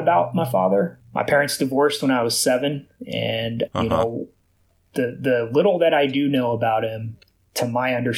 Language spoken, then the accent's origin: English; Houston, Texas, United States; I'm born and raised in Houston, here in Houston